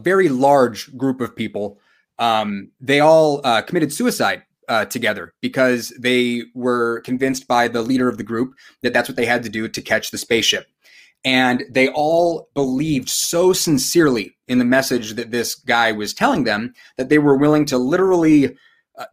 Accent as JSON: {"language": "English", "town": "San Diego", "region": "California", "country": "United States", "tie": "born or raised there", "said": "I grew up in San Diego"}